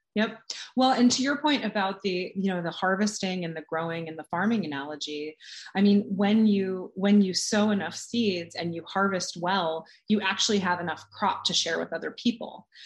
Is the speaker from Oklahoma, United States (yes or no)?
no; California, United States; now in Boston, United States; I'm from California